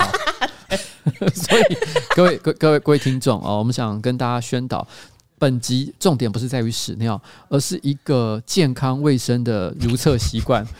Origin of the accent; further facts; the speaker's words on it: Taipei, Taiwan; 虽然我是台北人没错